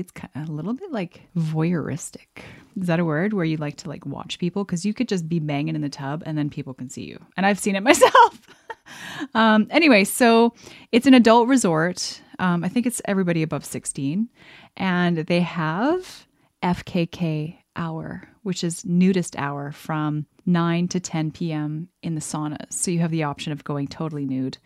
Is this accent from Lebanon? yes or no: no; Canada; I'm from Canada